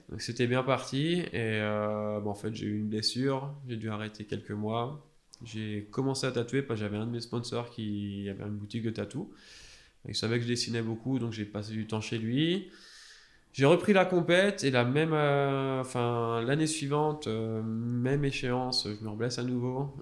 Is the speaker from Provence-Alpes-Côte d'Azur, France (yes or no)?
no; Alsace, Grand Est, France; moved away as an adult; moi, je suis originaire d'Alsace